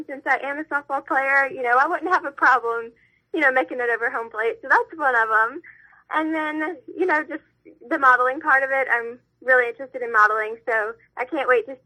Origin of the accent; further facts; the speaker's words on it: Louisiana, United States; I'm from a really, really small town